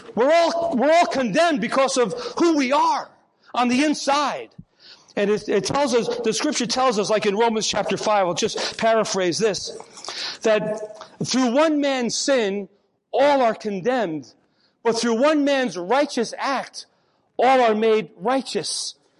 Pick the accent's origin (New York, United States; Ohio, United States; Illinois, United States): New York, United States; Port Chester; in my hometown of Port Chester, New York